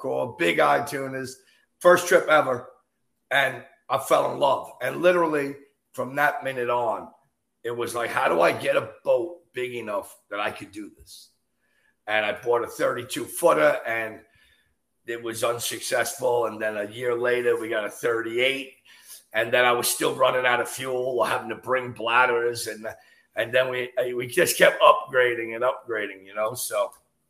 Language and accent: English; New York City, New York, United States; also born or lived in Long Island, New York; now in North Carolina, United States; Being a kid from Queens